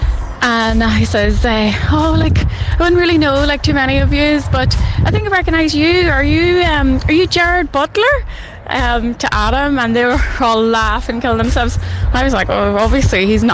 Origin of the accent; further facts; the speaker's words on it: Armagh, Northern Ireland, United Kingdom; moved away as an adult; also born or lived in Sydney, Australia; So, I'm from Armagh, and I was living over in Sydney, working in Taronga Zoo